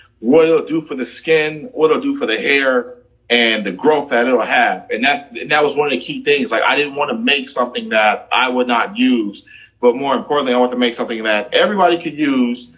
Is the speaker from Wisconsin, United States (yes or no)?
yes; Milwaukee, Wisconsin, United States; moved away as an adult; now in Houston, United States; I am originally from Milwaukee, Wisconsin.